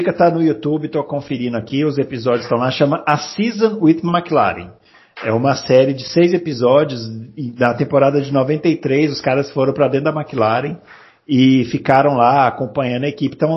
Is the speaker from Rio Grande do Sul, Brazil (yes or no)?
yes; Porto Alegre, Rio Grande do Sul, Brazil; born there; eu sou nascido em Porto Alegre, mas só nascido, só, ah. somente nascido.